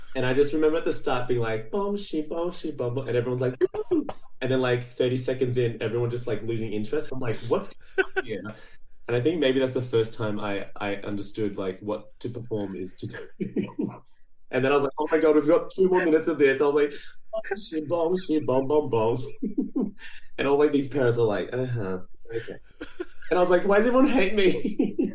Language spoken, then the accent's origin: English; Brazil; I was born in Brazil